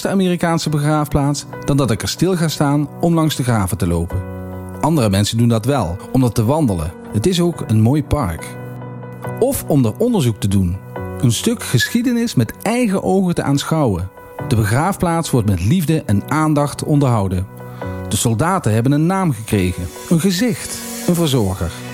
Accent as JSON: {"language": "Dutch", "region": "Limburg", "country": "Netherlands", "said": "Ik woon in IJsden Margaten. Ik ben Limburger. Ik ben Nederlander"}